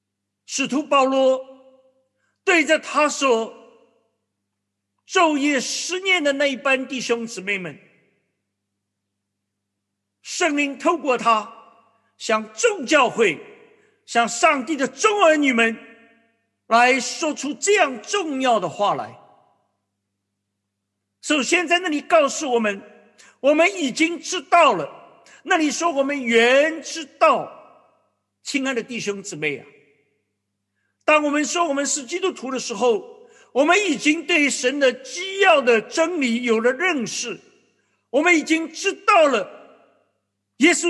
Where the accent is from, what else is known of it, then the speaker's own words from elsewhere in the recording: China; 我想我们华人，我们中国人对住处是非常的看重。